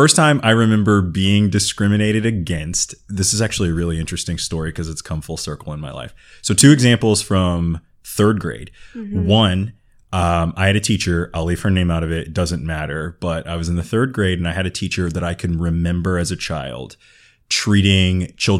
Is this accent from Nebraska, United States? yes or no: no; Los Angeles, California, United States; as a young African-American boy growing up in South Central LA in the 80s